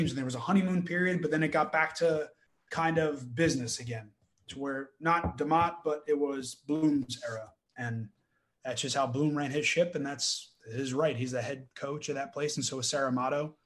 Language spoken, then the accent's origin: English; New Jersey, United States; now in Florida, United States; I was from New Jersey originally